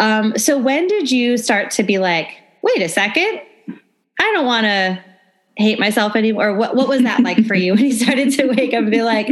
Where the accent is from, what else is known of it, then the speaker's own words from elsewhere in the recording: the North, United States; now in Nashville, United States; growing up in the North, not that there aren't religious people in the North, but like I've only really been introduced to purity culture since I've been living in the South.